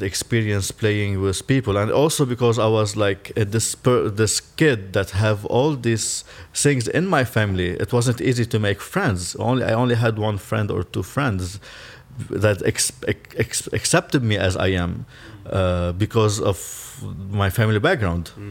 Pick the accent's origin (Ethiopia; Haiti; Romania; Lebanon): Lebanon; moved away as an adult; also born or lived in Belfast, United Kingdom; I'm Lebanese, but also my father is Syrian, and uh, my father also a Muslim, and my mom is Christian. So there's already a lot of conflict just in my inner family uh, itself. And I grew up in Lebanon in, uh, during the civil war